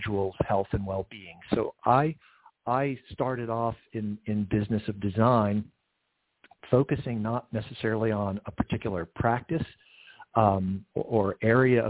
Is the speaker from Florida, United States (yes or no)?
yes; Central Florida, United States; also born or lived in Georgia; I spent my formative years in Central Florida